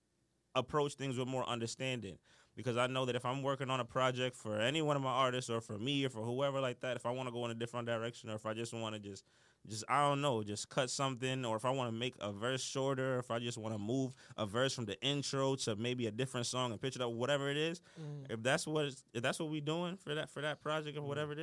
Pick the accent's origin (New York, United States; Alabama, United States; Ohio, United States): New York, United States; New York City; moved away as an adult; also born or lived in Mount Vernon, New York; I'm from the Bronx. I grew up Uptown.